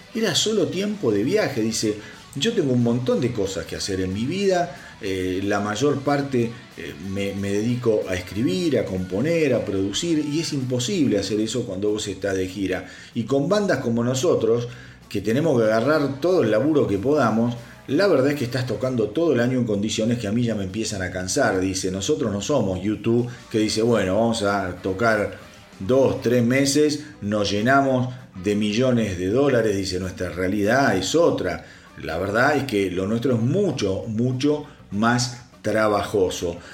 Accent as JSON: {"language": "Spanish", "country": "Argentina", "said": "en mi país, en Argentina"}